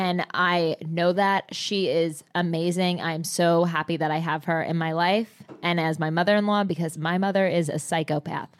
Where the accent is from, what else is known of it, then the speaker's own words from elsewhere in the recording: New Jersey, United States; I come from Jersey